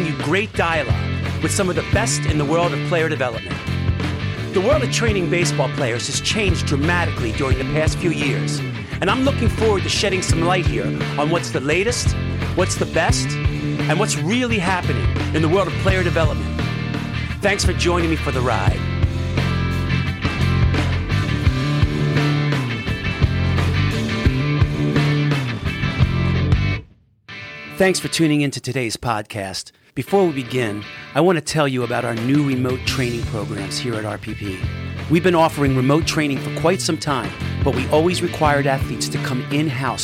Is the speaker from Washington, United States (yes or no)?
no; Philadelphia, Pennsylvania, United States; I grew up a mile from the Rocky Steps.